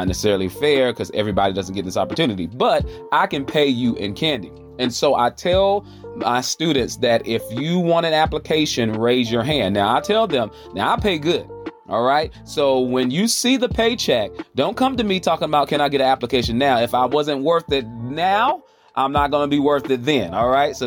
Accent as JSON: {"language": "English", "town": "Charlotte", "region": "North Carolina", "country": "United States", "said": "if I'm saying y'all, you already know where I'm coming from. I'm coming from the South, the Queen City, Charlotte, North Carolina, the QC"}